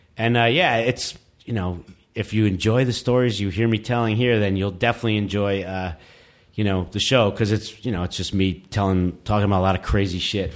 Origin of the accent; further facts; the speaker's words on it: New York City, New York, United States; I grew up in New York City